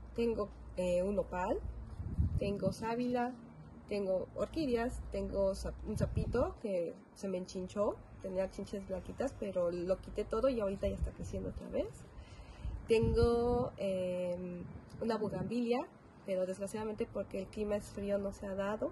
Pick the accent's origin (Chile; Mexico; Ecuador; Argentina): Mexico; moved away as an adult; now in Germany; en la casa donde crecí en México